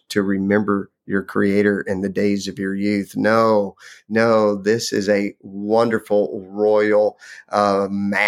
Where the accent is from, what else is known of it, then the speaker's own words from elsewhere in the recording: Lubbock, Texas, United States; I grew up in Lubbock, Texas, which was a fabulous place to grow up